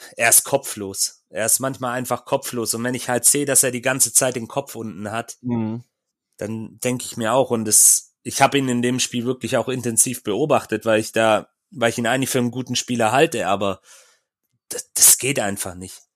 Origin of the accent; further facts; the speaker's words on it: Swabia, Germany; wie man bei uns im Schwabenland sagt